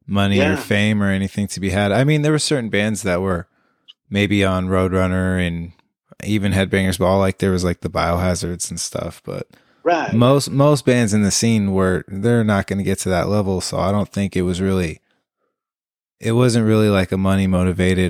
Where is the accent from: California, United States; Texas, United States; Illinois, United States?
California, United States; East Bay; growing up in the East Bay